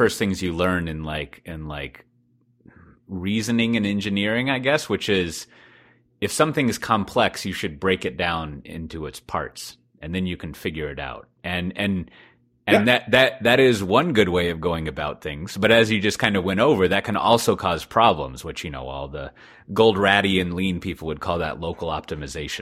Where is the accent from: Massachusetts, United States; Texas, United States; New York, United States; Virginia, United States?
Texas, United States; despite being a Texan